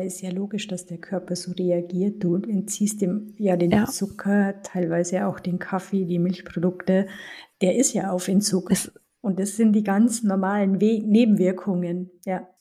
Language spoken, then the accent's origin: German; Germany; bei uns in Deutschland